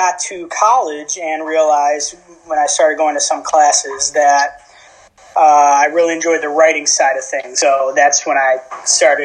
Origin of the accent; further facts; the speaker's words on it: West Bloomfield, Michigan, United States; moved away as an adult; now in Stockton, United States; I come from West Bloomfield, Michigan, just like you guys. Went to West Bloomfield High School, graduated in 2016